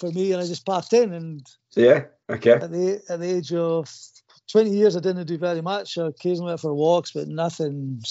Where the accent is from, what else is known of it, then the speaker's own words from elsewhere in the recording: Hawick, Scotland, United Kingdom; I'm from Hoyk